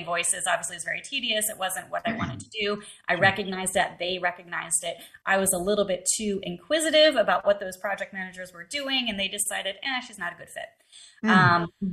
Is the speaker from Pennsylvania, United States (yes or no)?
yes; right outside Philadelphia, Pennsylvania, United States; I grew up right outside Philadelphia in Pennsylvania